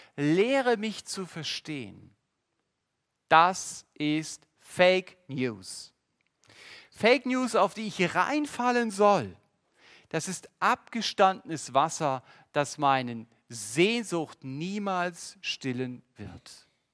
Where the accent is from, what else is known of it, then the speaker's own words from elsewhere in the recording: Germany; Als Deutsche